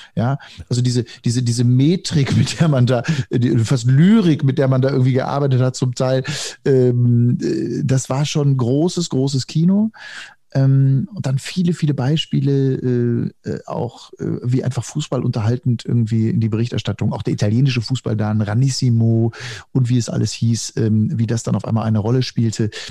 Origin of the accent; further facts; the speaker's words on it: Hagen, North Rhine-Westphalia, Germany; also born or lived in Dortmund; ich bin ja Kind des Ruhrgebiets. Du hast gesagt, wenn man Hagen da noch zum Ruhrgebiet zählen kann, wo ich groß geworden bin